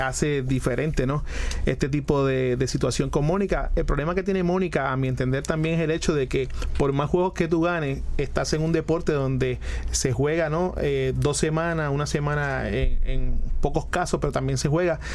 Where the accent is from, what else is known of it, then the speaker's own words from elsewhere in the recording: Puerto Rico; uno como puertorriqueño